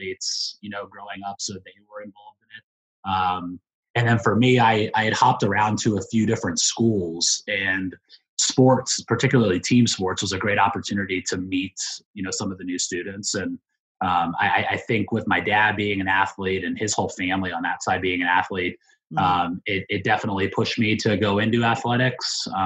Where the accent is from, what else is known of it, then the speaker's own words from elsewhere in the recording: Mechanicsburg, Pennsylvania, United States; moved away as an adult; now in Washington, D.C., United States; I grew up in central Pennsylvania in a small town called Mechanicsburg, Pennsylvania